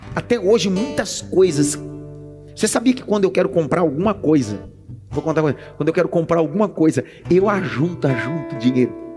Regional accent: Northeast Region, Brazil; eu sou nordestino, então eu uso essas expressões

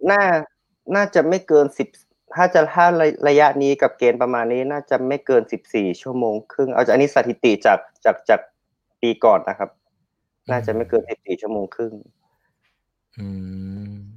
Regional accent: Chiang Rai, Thailand; accent: Northern Thai (kham mueang); บ้านผมอยู่บ้านนอกนะครับ แล้วก็ทางบ้านผมอ่ะจะเป็นทางที่ไปน้ำตกขุนกร

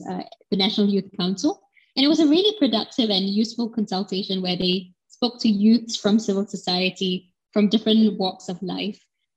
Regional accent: Singapore; as a Singaporean citizen who was born in this country

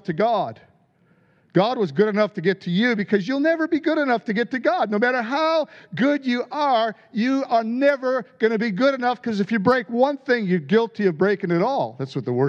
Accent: United States; I grew up in America. You could probably tell by my lack of a royal accent

